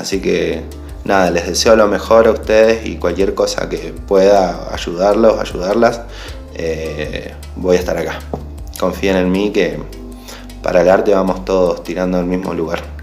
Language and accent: Spanish; San Carlos de Bariloche, Río Negro, Argentina; soy de Bariloche